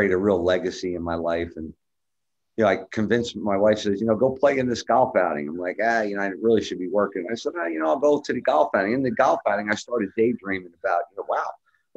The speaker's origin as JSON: {"language": "English", "town": "Highland Park", "region": "New Jersey", "country": "United States", "tie": "born or raised there", "also_born_or_lived": "New York City metropolitan area", "said": "I was born in the New York City metropolitan area, and grew up in a little small town called Highland Park next to Rutgers University"}